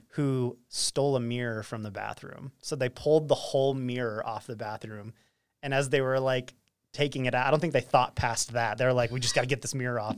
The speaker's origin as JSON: {"language": "English", "town": "Roy", "region": "Utah", "country": "United States", "tie": "born or raised there", "said": "growing up in Roy"}